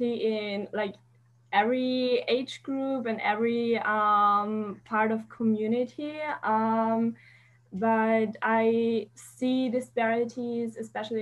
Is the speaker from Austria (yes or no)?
yes; Austria; I'm from Austria